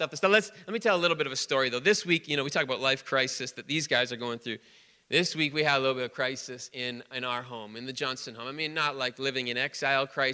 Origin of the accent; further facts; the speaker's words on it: Canada; we're Canadian.